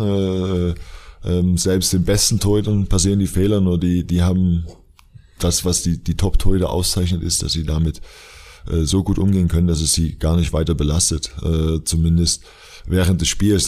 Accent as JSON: {"language": "German", "town": "Dresden", "region": "Saxony", "country": "Germany", "also_born_or_lived": "Leverkusen", "moved": "yes", "said": "ich komme aus Dresden ursprünglich"}